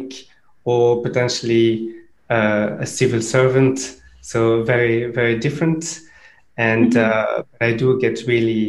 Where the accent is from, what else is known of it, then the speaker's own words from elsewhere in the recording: Brussels, Brussels-Capital Region, Belgium; moved away as an adult; also born or lived in Cambridge; I grew up in Brussels, so I'm from Belgium originally.